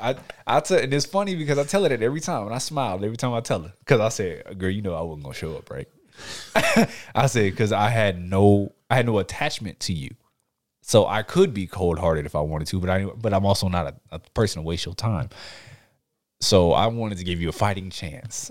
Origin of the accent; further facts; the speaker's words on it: Houston, Texas, United States; I'm, I'm from Houston